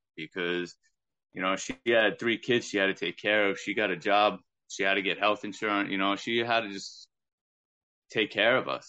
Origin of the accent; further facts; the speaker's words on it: Long Island, New York, United States; growing up on Long Island